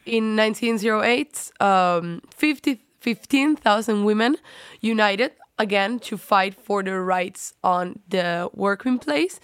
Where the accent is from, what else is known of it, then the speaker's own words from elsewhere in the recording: Spain; now in Netherlands; I come from Spain.